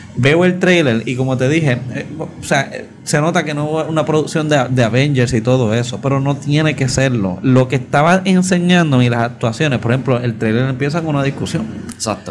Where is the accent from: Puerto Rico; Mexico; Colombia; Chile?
Puerto Rico; cuando yo estaba creciendo en Guapa